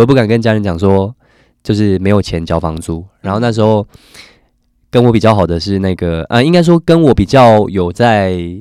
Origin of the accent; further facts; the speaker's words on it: Chiayi County, Taiwan; moved away; also born or lived in Tainan; 我是真的是南部人。台南人。台南，呃，我， 呃，我在嘉义县长大